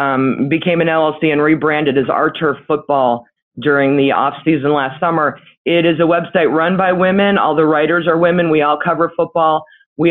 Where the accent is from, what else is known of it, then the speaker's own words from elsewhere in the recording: Cleveland, Ohio, United States; also born or lived in California; So, I was born in California. My parents are from Pittsburgh. My father was a huge Steelers fan, to my ever living shame. And we moved around three or four times. We moved to Cleveland when I was 9, a month before my 9th birthday.